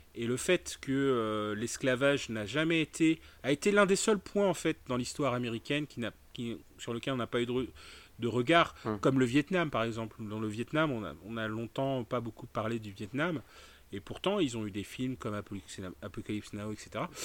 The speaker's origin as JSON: {"language": "French", "country": "France", "said": "je suis un noir français"}